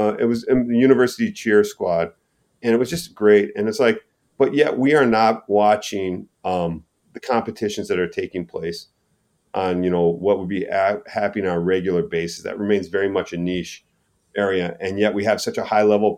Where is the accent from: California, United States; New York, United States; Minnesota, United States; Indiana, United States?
Minnesota, United States; moved away; I grew up in Minnesota